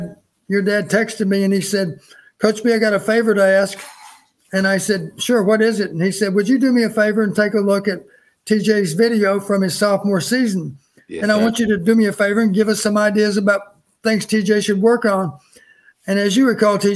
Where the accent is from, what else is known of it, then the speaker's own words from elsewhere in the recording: Texas, United States; moved away; also born or lived in Iowa; I grew up in Texas.